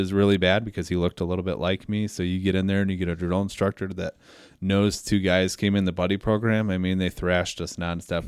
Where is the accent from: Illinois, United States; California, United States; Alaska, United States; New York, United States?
Illinois, United States; Belvidere; I was born and raised in Belvedere.